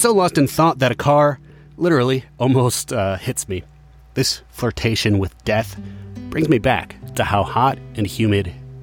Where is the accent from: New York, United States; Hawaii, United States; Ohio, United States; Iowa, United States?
Iowa, United States; Growing up in Iowa